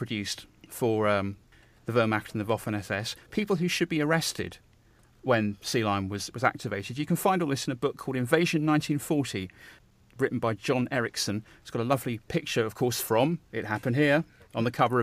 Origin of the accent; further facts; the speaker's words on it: Brighton, South East England, United Kingdom; also born or lived in Lewes; I'm from Brighton, and then moved to Lewes in the Sussex countryside